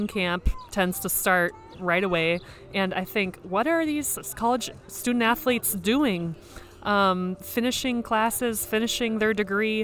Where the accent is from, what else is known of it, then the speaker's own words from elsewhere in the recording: Hopkins, Minnesota, United States; I'm from Minnesota. I'm from not too far away from Minneapolis. I don't know if you've ever heard of Hopkins or Minnetonka, but I went to Hopkins High School.